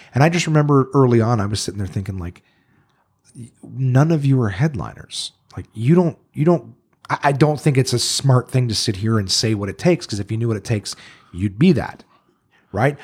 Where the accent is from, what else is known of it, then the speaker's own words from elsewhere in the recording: Ottawa, Ontario, Canada; I moved here when I was one or two